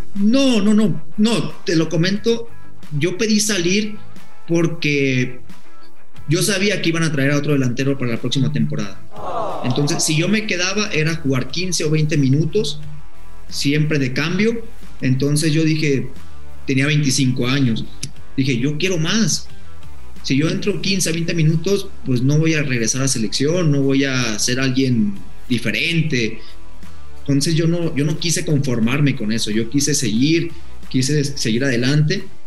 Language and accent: Spanish; Mexico; uno como mexicano